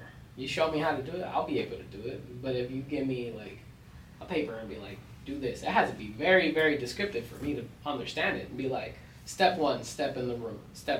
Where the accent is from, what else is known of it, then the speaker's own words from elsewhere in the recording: United States; Yeah, I was born in America.